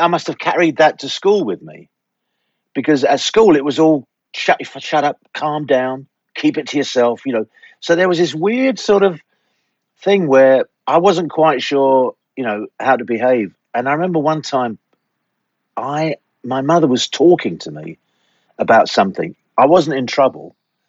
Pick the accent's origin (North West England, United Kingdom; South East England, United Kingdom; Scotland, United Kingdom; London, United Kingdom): London, United Kingdom; Growing up in London, in the 60s? Yeah, you can say in the 50s. I was born in 1953.